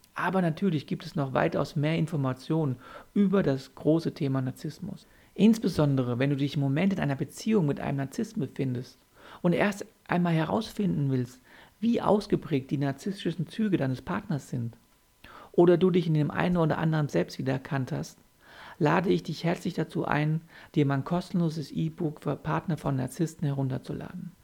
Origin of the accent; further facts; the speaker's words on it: Germany; bei uns in Deutschland